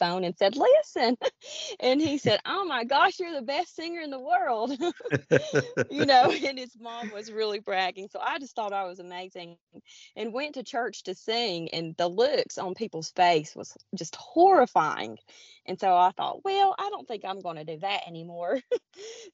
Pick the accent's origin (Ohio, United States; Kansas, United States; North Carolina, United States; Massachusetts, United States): North Carolina, United States; Blue Ridge Mountains of; I am from the Appalachian Mountains or the Blue Ridge Mountains of North Carolina. I am right near Grandfather Mountain